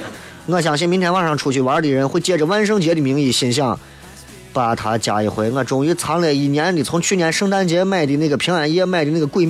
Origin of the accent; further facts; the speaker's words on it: Xi'an, Shaanxi, China; 你看我西安人哪个纹身在自己胳膊上纹个兵马俑？